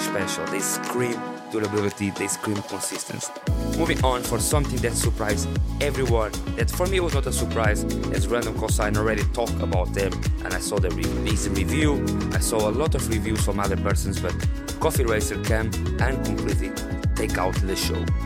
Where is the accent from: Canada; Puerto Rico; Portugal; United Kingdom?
Portugal; Coimbra, Centro; from my hometown Coimbra